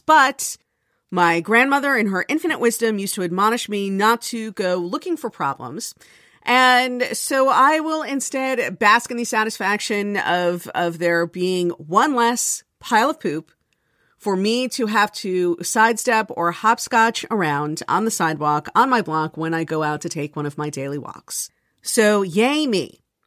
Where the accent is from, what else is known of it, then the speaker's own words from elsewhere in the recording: South Florida, United States; moved away; I grew up in South Florida where there was no snow